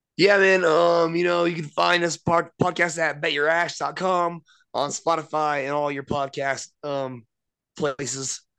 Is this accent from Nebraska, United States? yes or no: yes; Nebraska, United States; I'm from Nebraska.